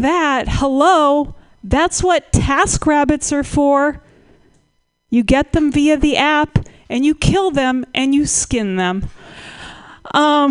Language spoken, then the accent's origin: English; Berkeley, California, United States; I'm from Berkeley, California